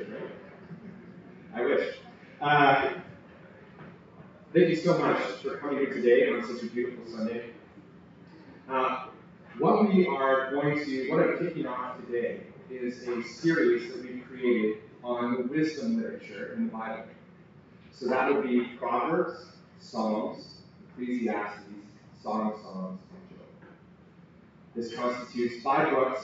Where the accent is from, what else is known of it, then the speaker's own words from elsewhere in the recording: United States; moved away; I'm originally from the States